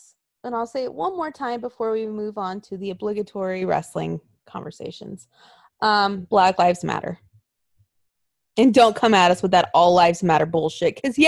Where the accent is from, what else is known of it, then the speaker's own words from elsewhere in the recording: the South, United States; born there; Well, I was born in the South and that's all I heard.